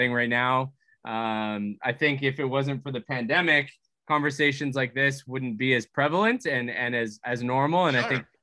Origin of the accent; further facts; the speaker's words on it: Vancouver, British Columbia, Canada; we're from Vancouver